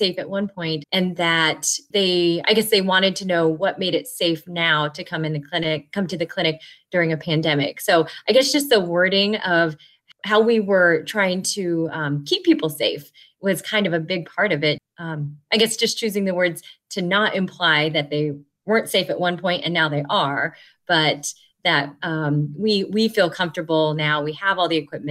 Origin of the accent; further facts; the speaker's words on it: Fredonia, Kansas, United States; I'm a family physician in Southeast Kansas in a town called Fredonia, a town of about 2,500 people. This is my hometown